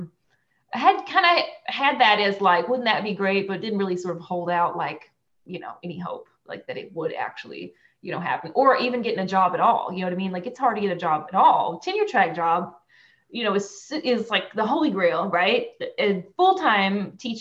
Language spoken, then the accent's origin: English; Conway County, Arkansas, United States; also born or lived in Clarksville, Tennessee / Fayetteville, Arkansas; I'm originally from Conway County